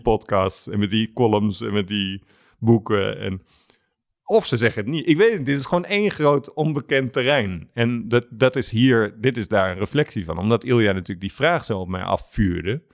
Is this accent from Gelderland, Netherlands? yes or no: no; Alphen aan den Rijn, South Holland, Netherlands; moved away; door aan de Rijn, waar ik vandaan kom